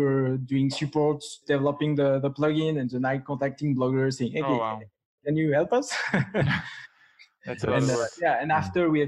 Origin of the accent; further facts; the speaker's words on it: France; English is a second language; with my strong accent, I'm from France.